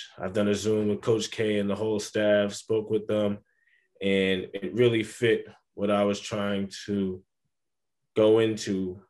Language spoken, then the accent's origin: English; New Jersey, United States; And then as well as just growing up in New Jersey, it's chill.